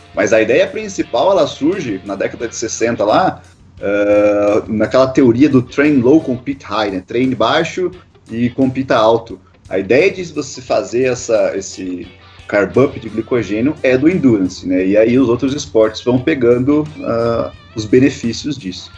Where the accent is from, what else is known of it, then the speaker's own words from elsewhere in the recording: Guarapuava, Paraná, Brazil; sou aqui de Guarapuava, no interior do Paraná